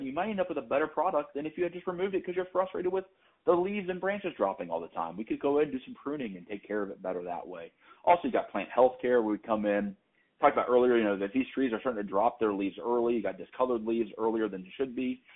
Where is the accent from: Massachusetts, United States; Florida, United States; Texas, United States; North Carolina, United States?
North Carolina, United States; moved away as an adult; now in New England, United States; I'm actually from North Carolina, relocated to New England a few years back